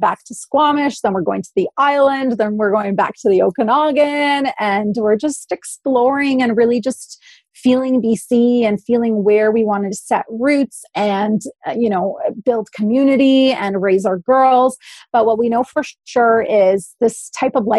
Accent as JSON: {"language": "English", "country": "Poland", "tie": "born or raised there", "also_born_or_lived": "Oakville, Ontario, Canada", "moved": "yes", "lives_now": "British Columbia, Canada", "said": "I come from an immigrant family, I was born in Poland"}